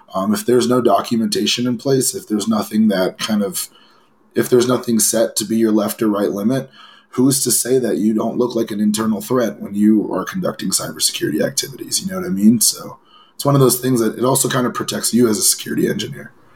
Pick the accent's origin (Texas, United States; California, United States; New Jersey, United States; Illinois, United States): California, United States; Los Angeles; I grew up in Los Angeles